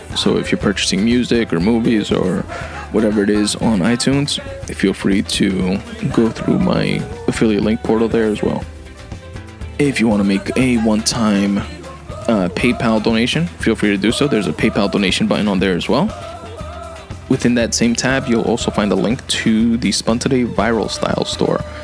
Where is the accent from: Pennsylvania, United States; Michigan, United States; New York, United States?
New York, United States; I'm from New York.